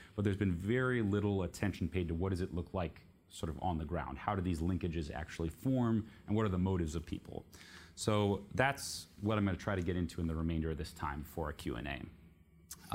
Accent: Palo Alto, California, United States; moved away as an adult; also born or lived in Xi'an, China / Beijing, China; I was raised in Palo Alto in the Bay Area for middle school, high school

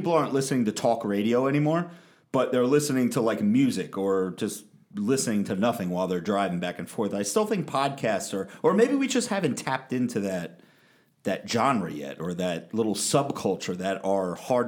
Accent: Tennessee, United States; I'm from Tennessee, everybody.

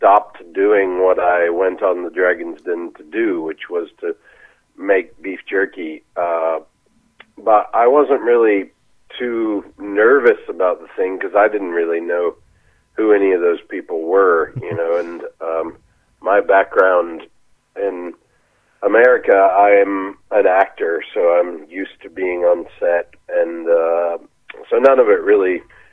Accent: Texas, United States; moved away as an adult; also born or lived in Los Angeles, California; now in Australia

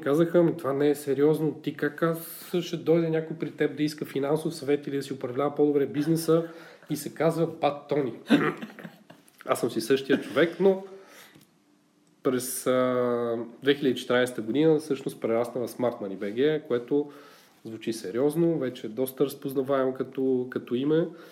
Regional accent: Bulgaria; ние сме малко така, като българи по-песимисти

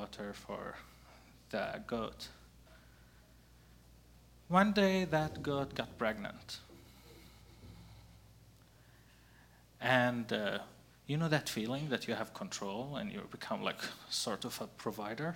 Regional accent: Gaza, Gaza Strip, Palestine; moved away as an adult; now in Portland, United States; growing up in Gaza, in a sort of way, defined who I am

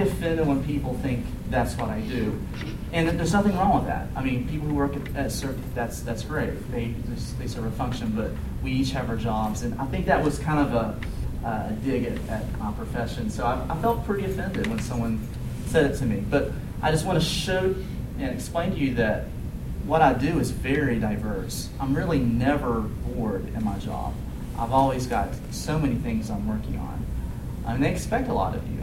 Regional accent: West Virginia, United States; moved away as an adult; also born or lived in Kentucky; I was born and raised in West Virginia

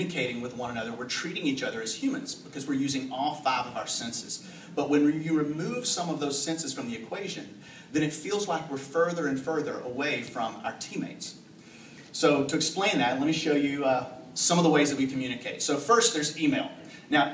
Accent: the South, United States; I'm from the South

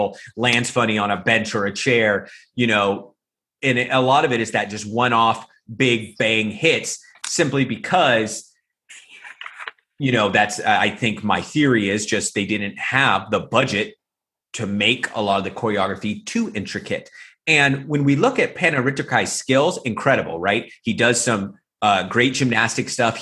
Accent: United States; moved away as an adult; now in Thailand; me as an American

